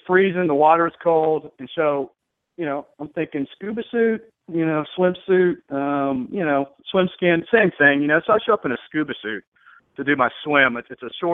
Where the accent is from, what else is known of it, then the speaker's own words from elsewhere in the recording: Texas, United States; I'm from Texas, so I drink Bud Light